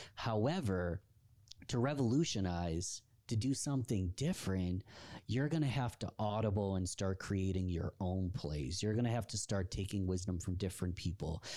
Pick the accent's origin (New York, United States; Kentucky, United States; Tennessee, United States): New York, United States; Rochester; my hometown of Rochester, New York